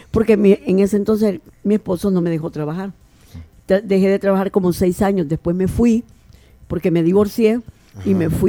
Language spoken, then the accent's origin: Spanish; Antiguo Cuscatlán, La Libertad, El Salvador; also born or lived in Suchitoto; yo soy de Antiguo Cuscatlán. Nací en Antiguo Cuscatlán. Mi familia es de Antiguo Cuscatlán todos